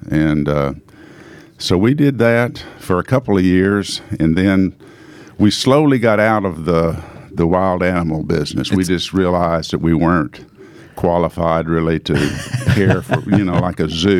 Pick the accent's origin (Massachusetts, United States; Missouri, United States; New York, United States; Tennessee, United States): Tennessee, United States; Knoxville; also born or lived in Lawrence, Kansas / Nashville, Tennessee; I was born in Kansas, Lawrence, Kansas, in 1949. I grew up in Knoxville.